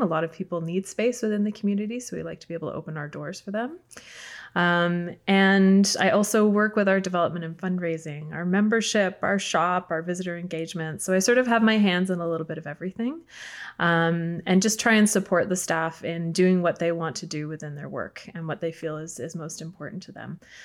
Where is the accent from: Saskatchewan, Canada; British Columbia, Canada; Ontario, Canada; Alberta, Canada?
Ontario, Canada; Markham; I grew up in Markham